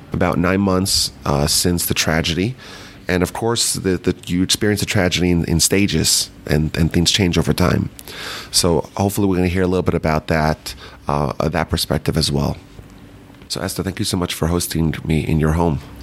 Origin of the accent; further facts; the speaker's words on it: Muncie, New York, United States; we grew up in Muncie, New York.